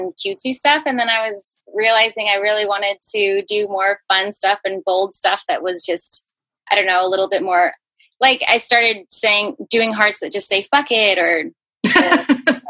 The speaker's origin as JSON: {"language": "English", "town": "San Diego", "region": "California", "country": "United States", "tie": "born or raised there", "also_born_or_lived": "Hawaii / Portland", "said": "I live in San Diego. I've been here for most of my life, except for a short little stint in that I lived in Portland for a little while, just like 6 months or so. And I was born in Hawaii, actually."}